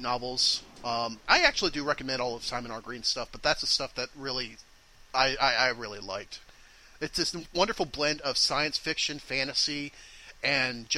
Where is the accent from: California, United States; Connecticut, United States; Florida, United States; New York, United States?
Florida, United States; I was born in Florida